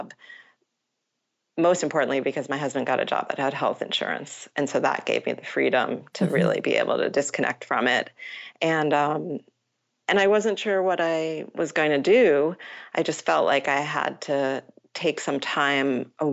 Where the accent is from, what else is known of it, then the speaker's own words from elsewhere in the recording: Matawan, New Jersey, United States; So I grew up in Mattawan, New Jersey